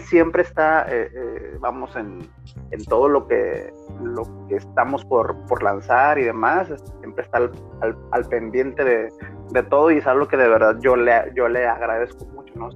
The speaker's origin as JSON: {"language": "Spanish", "town": "Manzanillo", "region": "Colima", "country": "Mexico", "tie": "born or raised there", "also_born_or_lived": "northern Mexico", "moved": "as an adult", "said": "soy nacido en Manzanillo, Colima, orgullosamente colimense"}